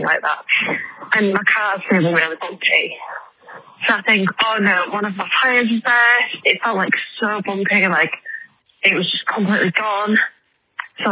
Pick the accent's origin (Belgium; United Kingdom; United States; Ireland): United Kingdom; England; I'm English